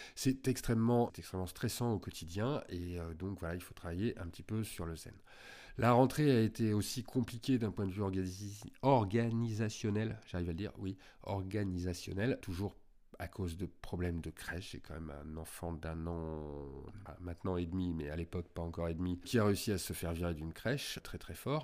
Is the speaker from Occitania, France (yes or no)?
no; Lyon, Auvergne-Rhône-Alpes, France; Moi, je suis lyonnais